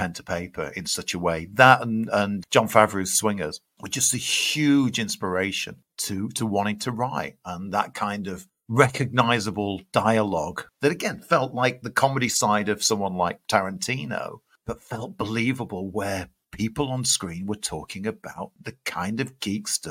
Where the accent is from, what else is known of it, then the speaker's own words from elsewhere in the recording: Sheffield, Yorkshire and the Humber, United Kingdom; I'm a kid from Sheffield